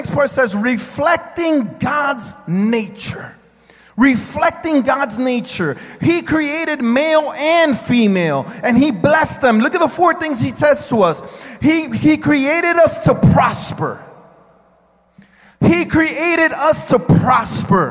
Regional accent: United States; I am an American citizen because of where I was born

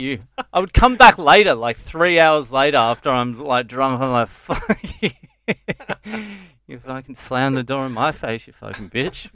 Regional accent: Dromana, Victoria, Australia; moved away as an adult; also born or lived in Sydney / Cheltenham, Victoria; now in India; I grew up Cheltenham and then, uh, Drumana

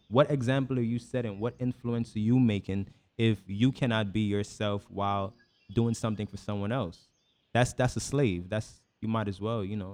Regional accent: Guyana; born or raised there; moved away; also born or lived in New York

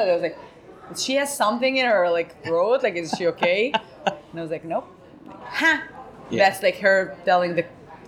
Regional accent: Tel Aviv, Tel Aviv District, Israel; For me, I felt like I came from Tel Aviv, and in Tel Aviv, it's like in Israel, it's everybody is very funny because everybody's Jewish.

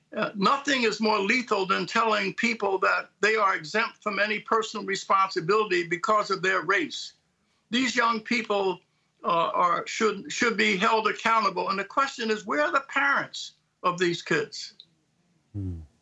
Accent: Philadelphia, Pennsylvania, United States; I'm from Philadelphia

